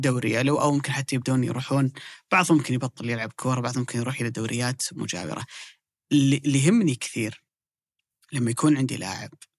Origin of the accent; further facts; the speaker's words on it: Saudi Arabia; عندنا في السعودية